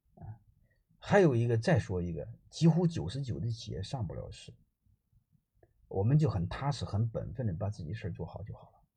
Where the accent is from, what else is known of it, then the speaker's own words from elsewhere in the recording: Henan, China; 我是河南人